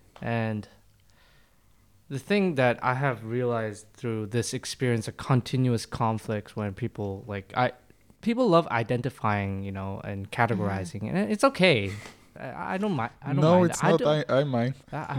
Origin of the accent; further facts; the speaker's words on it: South Korea; also born or lived in international communities; I grew up around Americans my entire life in international communities. So I am Korean. I also go to went to Korean church, Korean school, separate times, just to learn Korean.